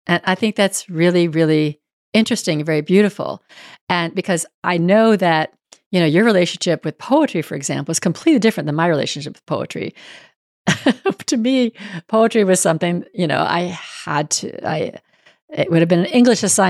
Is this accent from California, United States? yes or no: yes; Northern California, United States; moved away; also born or lived in Houston; I grew up in Northern California where the weather was good most of the year round